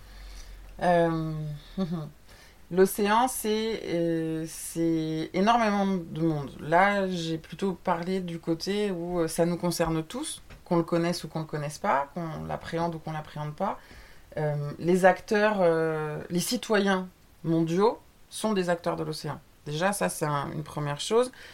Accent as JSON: {"language": "French", "country": "France", "said": "on est français"}